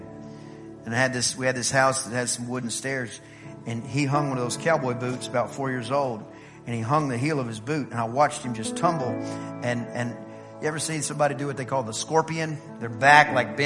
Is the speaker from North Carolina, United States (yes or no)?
no; East Texas, United States; I'm from East Texas